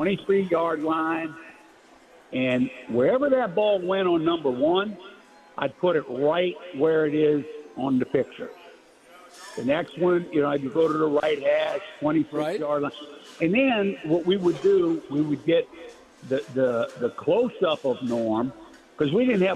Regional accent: Chalmette, Louisiana, United States; when I grew up on La Place Street in Chalmette, and we played football out in the street, you know, we weren't dreaming of being a punter or a kicker

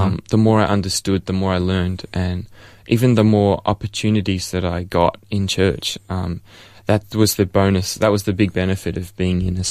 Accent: Melbourne, Victoria, Australia; I was born here in Ferntree Gully, close by, in Upper Ferntree Gully at the Angles. And so I've been born and raised as a Melbourneite for my whole life.

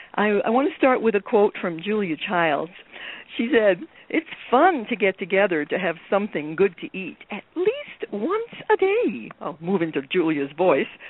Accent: New York City, New York, United States; I grew up in New York City

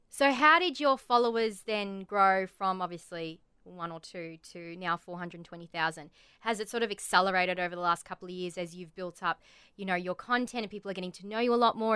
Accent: Australia; accent: Australian

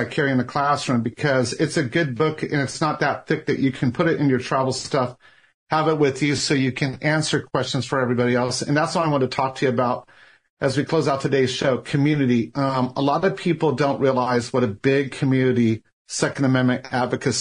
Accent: Orange County, California, United States; Growing up in Orange County, which Heather and I did

